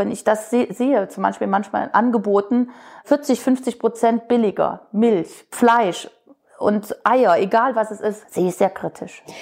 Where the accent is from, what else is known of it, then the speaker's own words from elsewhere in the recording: West Germany, Germany; Also wir Wessis ticken vielleicht auch wieder anders als Ossi